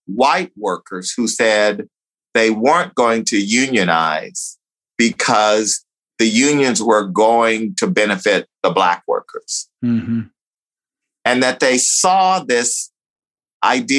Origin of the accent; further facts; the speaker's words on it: United States; also born or lived in Texas; growing up in Louisiana and Texas